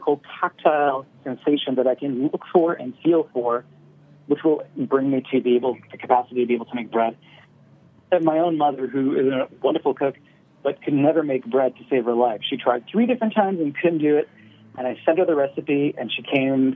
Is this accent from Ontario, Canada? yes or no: no; Nova Scotia, Canada; Where I grew up in Nova Scotia